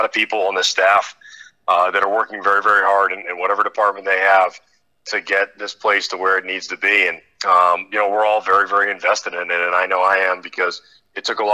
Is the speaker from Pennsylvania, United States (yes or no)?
no; Massachusetts, United States; also born or lived in Maine; now in Connecticut, United States; I'm from Massachusetts.